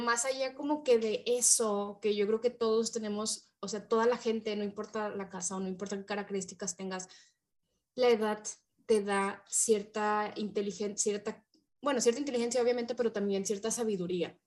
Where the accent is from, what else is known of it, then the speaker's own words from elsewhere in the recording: Mexico; somos mexicanas